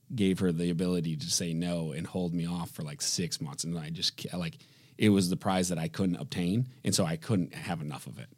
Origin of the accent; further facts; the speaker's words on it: Grand Rapids, Michigan, United States; born and raised in Grand Rapids, Michigan.